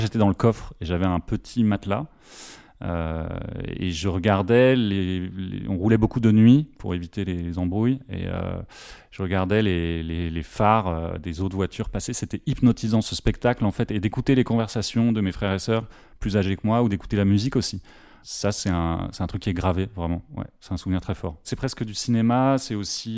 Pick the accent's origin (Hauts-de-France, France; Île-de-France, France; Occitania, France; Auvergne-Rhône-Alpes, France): Île-de-France, France; Paris; je suis parisien